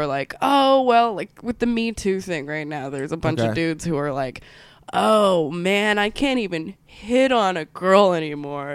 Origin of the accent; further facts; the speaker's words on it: Anaheim, California, United States; also born or lived in Minnesota / Santa Ana, California; I grew up in Orange County, California